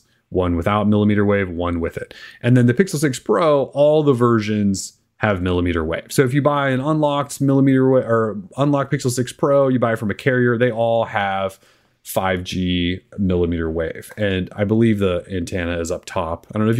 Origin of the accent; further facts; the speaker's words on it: Pacific Northwest, United States; I don't have an accent. I'm from the Northwest. Like, people in the Northwest don't have accents.